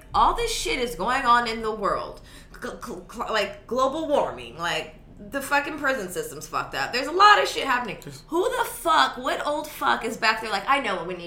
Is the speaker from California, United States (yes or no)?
yes; California, United States; also born or lived in Georgia; growing up in California